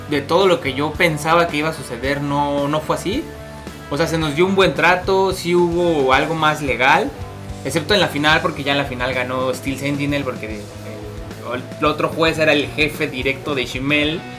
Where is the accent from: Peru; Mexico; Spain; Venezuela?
Mexico; Mexico City; venimos de la Ciudad de México